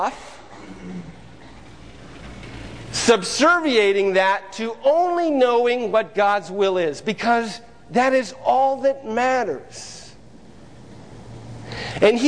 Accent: Mansfield, Ohio, United States; moved away as an adult; I was born and raised in Mansfield, Ohio, and really lived there all my life, up until May of last year

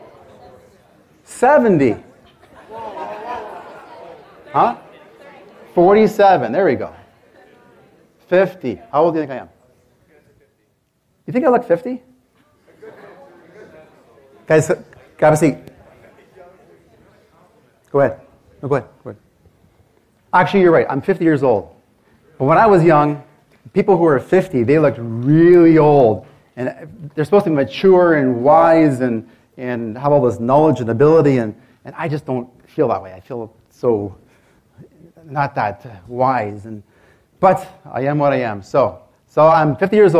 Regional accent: Canada; I'm from Canada

